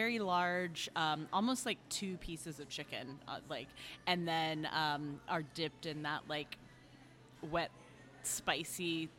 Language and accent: English; Indianapolis, Indiana, United States; So I'm from Indianapolis, which is about an hour north of Bloomington, where we're holding this festival.